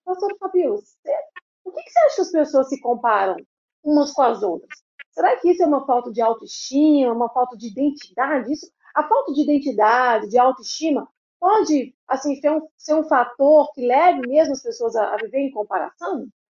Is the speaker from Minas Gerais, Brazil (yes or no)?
yes; Belo Horizonte, Minas Gerais, Brazil; Belo Horizonte sou eu